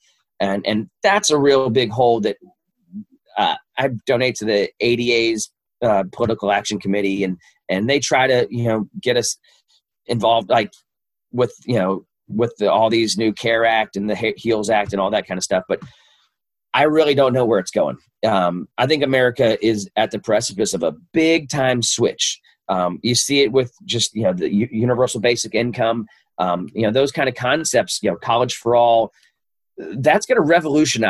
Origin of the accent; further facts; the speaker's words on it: Louisville, Kentucky, United States; I grew up in Louisville's East End